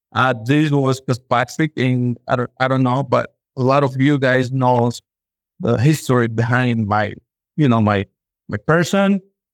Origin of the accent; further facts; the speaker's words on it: San Andrés, Guatemala; I'm from Guatemala, originally from, you know, San Andres, 100% Guatemalan